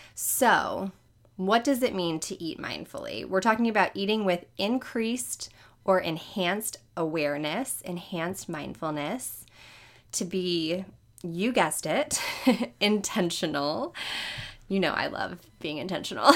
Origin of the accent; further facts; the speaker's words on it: New Orleans, Louisiana, United States; I'm from New Orleans